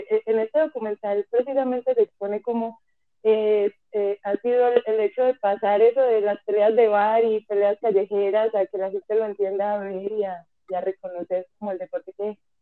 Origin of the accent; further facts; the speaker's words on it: Colombia; moved away as an adult; now in Mexico; me fui de Colombia, llegué aquí a México sin nada, sin trabajo, sin dónde quedarme